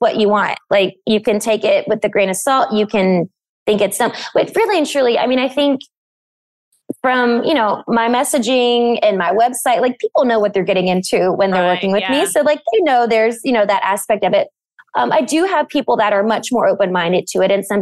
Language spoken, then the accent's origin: English; Bible Belt, the South, United States; I grew up in the South in the Bible Belt